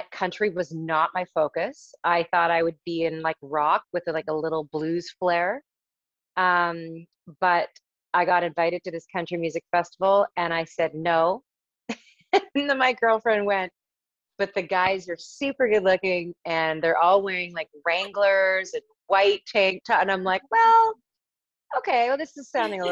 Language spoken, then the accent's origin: English; Abbotsford, British Columbia, Canada; also born or lived in Toronto, Ontario; I grew up in Abbotsford, British Columbia